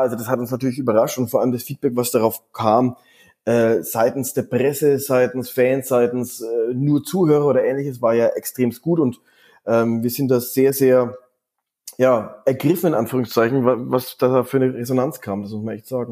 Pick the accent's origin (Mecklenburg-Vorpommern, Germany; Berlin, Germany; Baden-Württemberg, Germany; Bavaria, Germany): Bavaria, Germany; Erlangen; now in Düsseldorf, Germany; dem Ort, wo ich aufgewachsen bin, aus, aus Erlangen